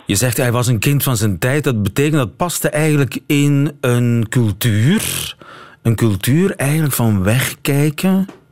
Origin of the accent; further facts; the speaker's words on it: East Flanders, Belgium; Ik ben zelf geen West-Vlaming, maar een Oost-Vlaming